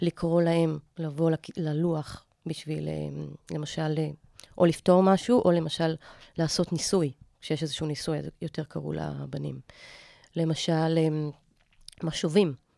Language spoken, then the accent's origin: Hebrew; Ra'anana, Central District, Israel; moved away; גדלתי ברעננה רוב חיי